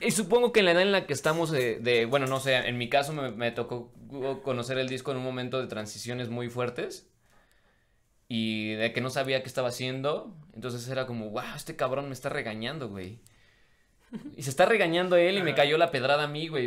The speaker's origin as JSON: {"language": "Spanish", "country": "Mexico", "said": "no estoy en mi país"}